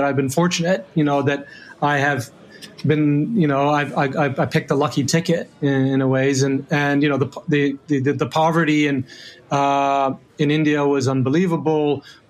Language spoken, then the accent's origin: English; Rome, Lazio, Italy; And then growing up in Rome, where I, you know, like unbelievable place with incredible history.